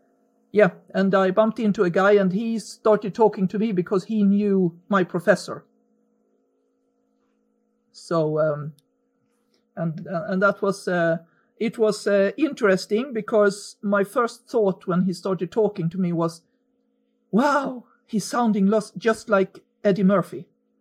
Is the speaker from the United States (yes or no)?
no; Sweden; Growing up for me was peaceful, is the word I can use. Very middle class, very white.